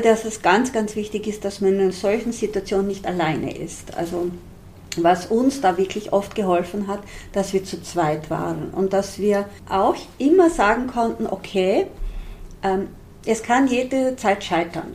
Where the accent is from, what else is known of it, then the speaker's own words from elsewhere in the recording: Styrian border region, Austria; Eine kleine, kleinbäuerliche Familie in einer steirischen Grenzregion. Wir waren wirklich so im hintersten Winkel, im hintersten Tal. Und dort, wo ich aufgewachsen bin, da gab es nichts